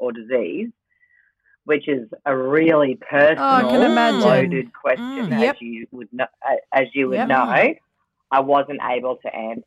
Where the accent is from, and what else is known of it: Rockhampton, Queensland, Australia; born or raised there; now in Brisbane, Australia